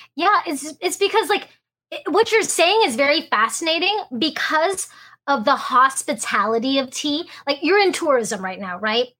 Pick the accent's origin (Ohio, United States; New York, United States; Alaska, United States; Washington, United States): Alaska, United States; being first generation American, growing up in Alaska